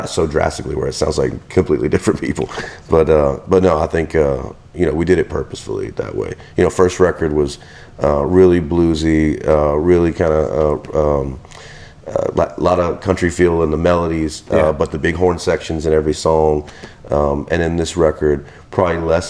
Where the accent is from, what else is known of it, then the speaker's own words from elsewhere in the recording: Venice, Louisiana, United States; now in Houma, United States; I'm from Venice, Louisiana. So people know that, you know, we're, you know, Cajuns at heart